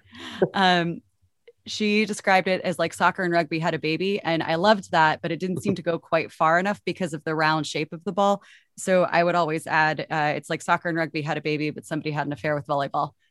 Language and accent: English; Texas, United States; also born or lived in Florida; I was born in Florida but grew up in Texas